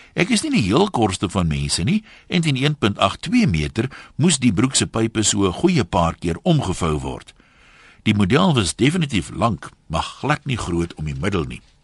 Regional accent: South Africa; ons as Suid-Afrikaners

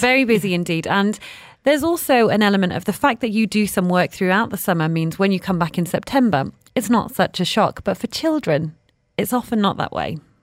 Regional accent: Manchester, North West England, United Kingdom; I grew up in Manchester

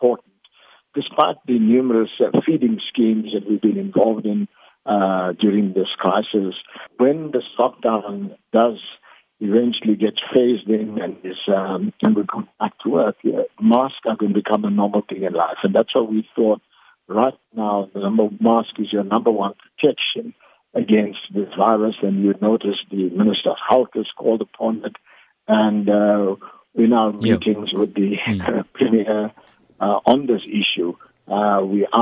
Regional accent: South Africa

